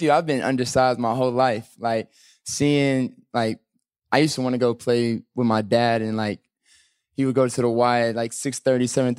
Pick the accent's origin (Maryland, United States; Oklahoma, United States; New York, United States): Oklahoma, United States; also born or lived in Texas; I grew up in Oklahoma, but like a lot of people don't understand. Like I'm a Texas kid. Like I was born in Texas.